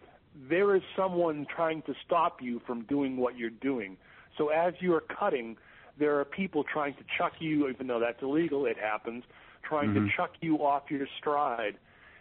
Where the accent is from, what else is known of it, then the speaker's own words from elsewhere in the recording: Boston, Massachusetts, United States; being from here and having gone to school elsewhere